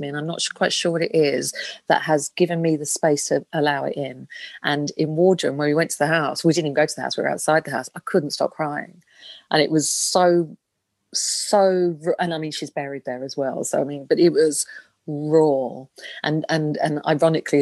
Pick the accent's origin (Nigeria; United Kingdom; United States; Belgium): United Kingdom; London; also born or lived in Sussex; I'm a Londoner and I was born in London and we moved to Sussex when I was 14. And I was only there for 4 years. And then I came back to London